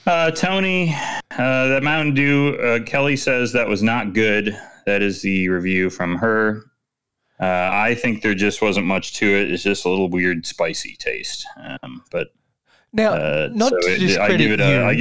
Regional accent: United Kingdom; now in Berlin, Germany; last night, being new in Berlin and being British, I decided to go bar hopping.

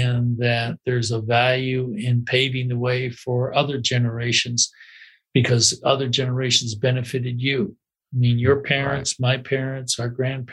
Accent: Midwest, United States; I grew up in the Midwest

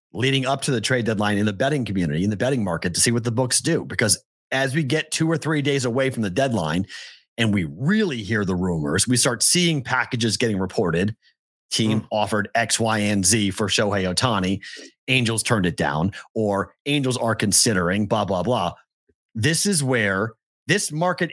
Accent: Andover, Massachusetts, United States; now in Las Vegas, United States; I'm from Andover, Massachusetts

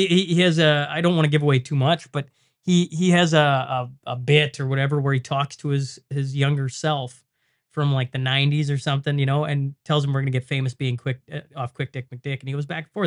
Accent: Lloydminster, Canada; the casino in Lloyd. And I mean, it's my hometown

